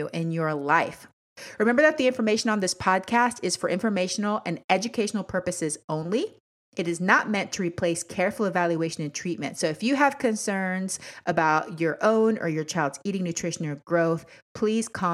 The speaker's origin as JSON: {"language": "English", "country": "Panama", "moved": "yes", "lives_now": "Washington State, United States", "said": "I'm from Panama originally."}